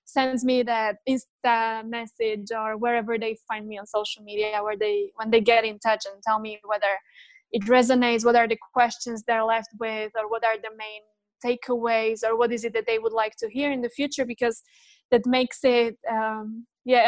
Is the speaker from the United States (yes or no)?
no; Slovakia; I was born in, or I grew up in that post-communist Central Europe when, so I was born in Czechoslovakia